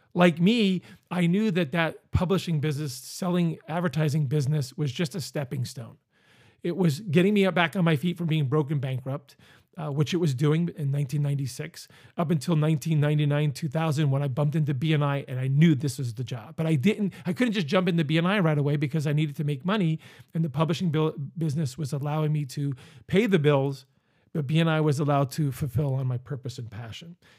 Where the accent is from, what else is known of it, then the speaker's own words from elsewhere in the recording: Northeast Pennsylvania, United States; moved away; also born or lived in Virginia Beach, Virginia; I'm from Northeast Pennsylvania